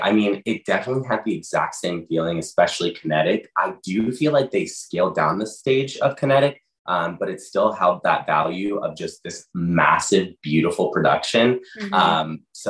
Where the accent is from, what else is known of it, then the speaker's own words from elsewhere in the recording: Ohio, United States; I'm from Ohio.